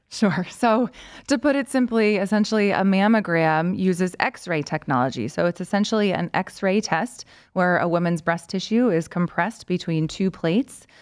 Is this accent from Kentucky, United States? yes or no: yes; Lexington, Kentucky, United States; moved away as an adult; also born or lived in Washington, D.C. / Chicago; now in Cleveland, United States; I'm originally from Lexington, Kentucky. Um, lived there through high school